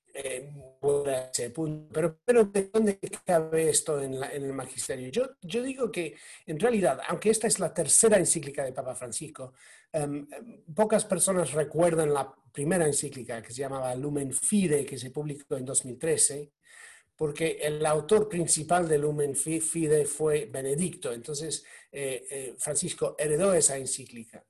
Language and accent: Spanish; United Kingdom; yo soy, británico, eh, soy católico